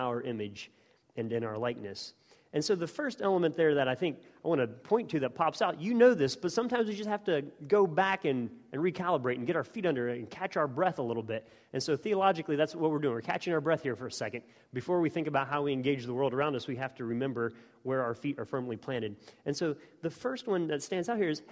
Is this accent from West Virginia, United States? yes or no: yes; West Virginia, United States; moved away as an adult; also born or lived in Oxford, United Kingdom; growing up in West Virginia and then being in Oxford